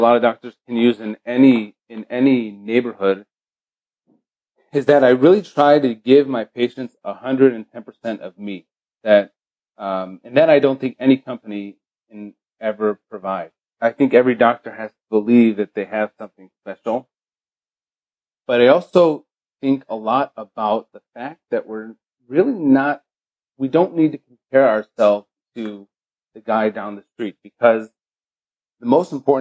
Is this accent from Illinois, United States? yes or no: yes; Chicago, Illinois, United States; moved away as an adult; also born or lived in Israel / Baltimore, Maryland; now in Beverly Hills, United States; I grew up in Chicago, Illinois